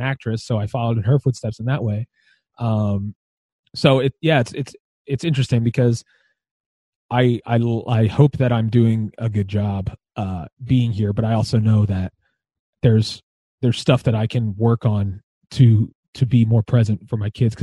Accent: Philadelphia, Pennsylvania, United States; also born or lived in Lansdale, Pennsylvania; now in Royersford, United States; I grew up in Philadelphia, and I grew up at the Calvary Chapel of Philadelphia

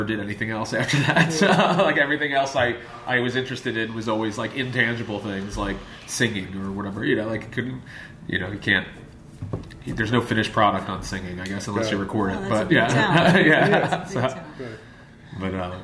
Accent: Philadelphia, Pennsylvania, United States; also born or lived in Springford, Pennsylvania; I grew up in Northeast Philadelphia

